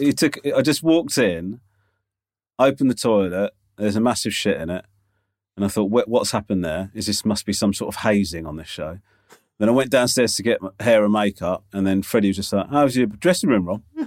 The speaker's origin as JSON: {"language": "English", "country": "United Kingdom", "said": "being British"}